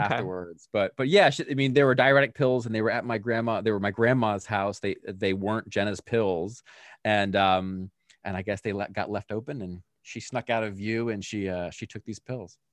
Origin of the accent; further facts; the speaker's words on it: Pennsylvania, United States; I grew up in Pennsylvania with my family